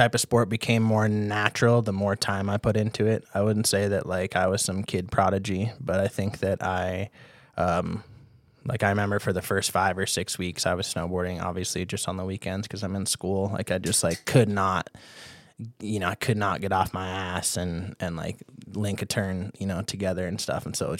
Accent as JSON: {"language": "English", "town": "Duluth", "region": "Minnesota", "country": "United States", "tie": "born or raised there", "said": "So I grew up in Duluth, Minnesota."}